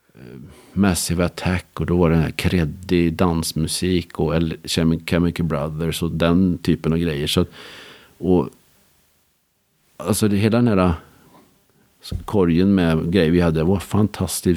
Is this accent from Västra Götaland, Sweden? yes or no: yes; Skara, Västra Götaland, Sweden; jag är uppvuxen i Skara